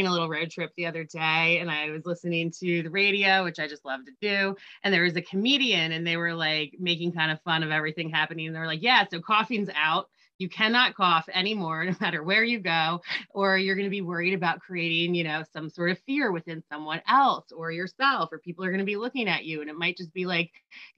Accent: New Jersey, United States; I'm from Jersey and raised by Steelers

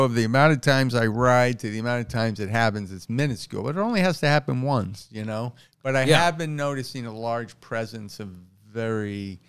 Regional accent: Queens, New York, United States; And I grew up in New York, my whole life. I grew up in Queens. I moved into Manhattan when I was 19.

